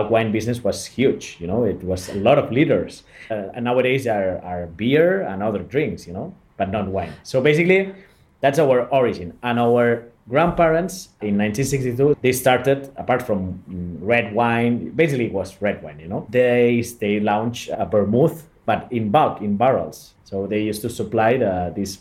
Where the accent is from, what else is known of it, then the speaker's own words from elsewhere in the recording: Barcelona, Catalonia, Spain; I'm from Barcelona. I was born in a family-owned winery in Barcelona province